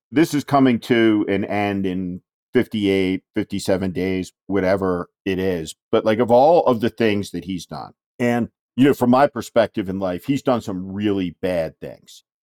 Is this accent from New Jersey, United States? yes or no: yes; New Jersey, United States; the notoriously Democratic state of New Jersey, my home state also